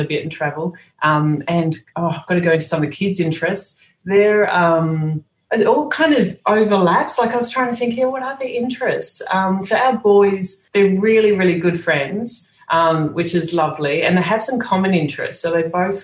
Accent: Sydney, New South Wales, Australia; moved away as an adult; also born or lived in Singapore / Dubai / Netherlands; I'm from Sydney

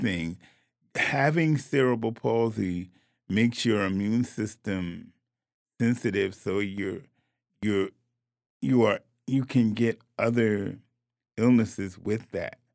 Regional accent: New Haven, Connecticut, United States; I'm born and raised in New Haven, Connecticut, went to New Haven schools

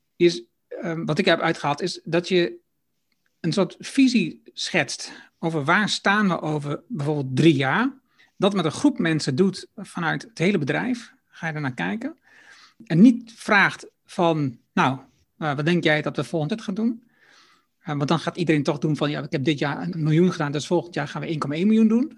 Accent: Netherlands; als Nederlander

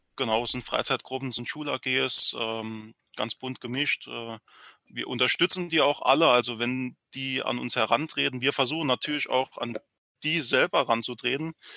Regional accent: Saarland, Germany; hier bei uns im Saarland

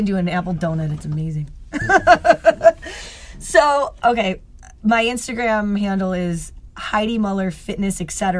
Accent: Rochester, New York, United States; also born or lived in California; We're from Rochester.

